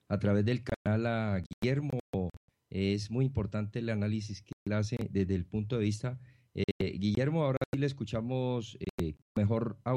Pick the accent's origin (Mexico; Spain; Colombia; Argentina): Colombia; como colombiano que somos